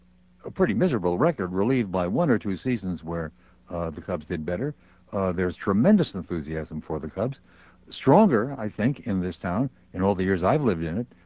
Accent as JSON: {"language": "English", "town": "New York City", "region": "New York", "country": "United States", "tie": "born or raised there", "moved": "yes", "said": "my hometown of Brooklyn."}